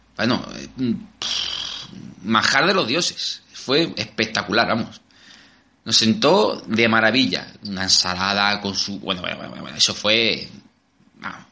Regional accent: Albacete, Castilla-La Mancha, Spain; somos gente de Albacete y nos gusta el buen comer

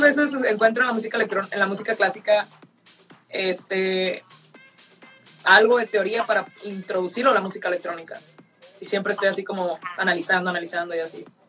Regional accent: northern Mexico, Mexico; Soy del norte

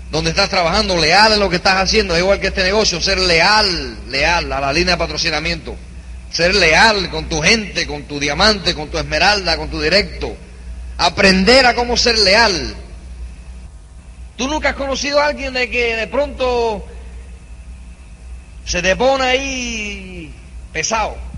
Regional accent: New York, United States; born there; Típico latinoamericano, vaya nací en los Estados Unidos, ¿sabes? Yo nací en Nueva York de padres cubanos, pero la sangre cubana sí que es fibra ya tú sabes.

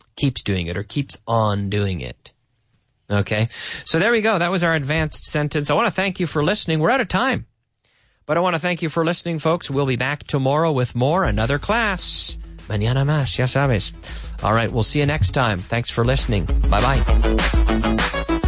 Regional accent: Canada; I'm Canadian

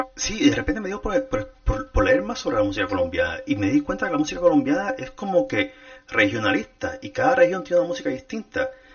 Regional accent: Puerto Rico; now in United States; yo debía haber nacido en Latinoamérica, pero por causas extranjeras me mandaron a hacer en Puerto Rico

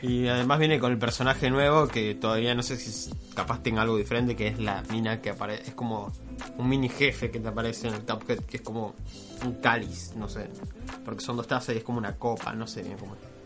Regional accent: Argentina; siendo argentinos

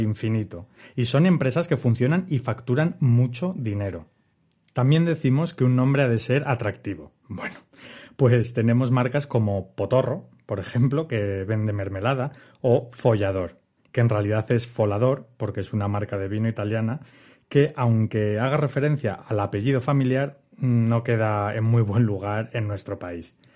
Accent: Asturias, Spain; yo que soy de Asturias

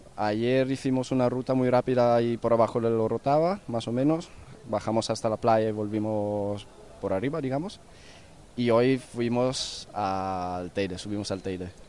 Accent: northern Italy, Italy; moved away as an adult; now in Barcelona, Spain; yo vengo del norte de Italia

